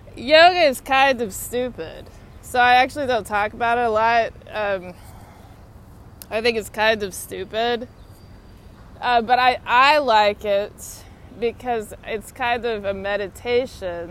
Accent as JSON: {"language": "English", "town": "Austin", "region": "Texas", "country": "United States", "tie": "born or raised there", "moved": "yes", "lives_now": "Washington, D.C., United States", "said": "my hometown's Austin"}